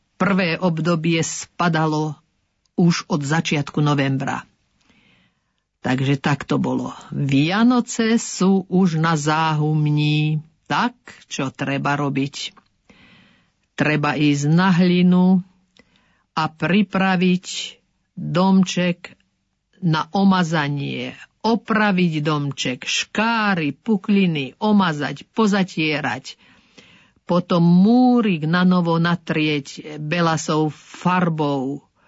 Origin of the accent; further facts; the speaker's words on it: Orava and Kysuce, Žilina Region, Slovakia; u nás na Orave a na Kisuciach